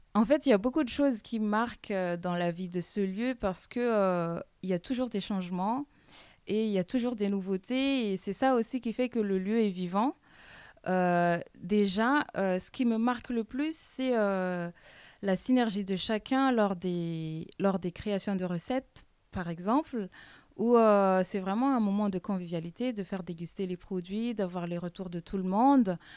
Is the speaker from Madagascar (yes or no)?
yes; Madagascar; now in France; je suis originaire de Madagascar.